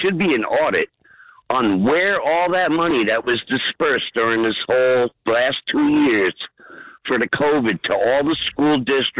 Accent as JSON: {"language": "English", "town": "Old Bridge", "region": "New Jersey", "country": "United States", "tie": "born or raised there", "said": "I grew up in Old Bridge, so I went to elementary school in Old Bridge, and I graduated from Madison Central High School."}